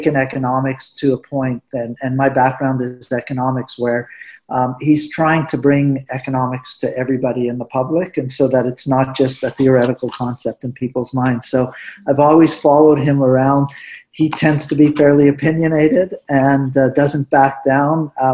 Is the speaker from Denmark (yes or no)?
no; Winnipeg, Manitoba, Canada; first language Spanish; English is a second language; also born or lived in Morocco; I was just lucky again to be hired back in my hometown of Winnipeg